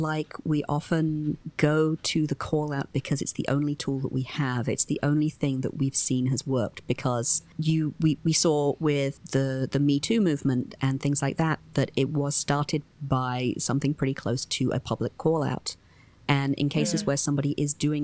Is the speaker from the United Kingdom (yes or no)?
yes; United Kingdom; now in United States; I am not from the United States originally. I grew up in the UK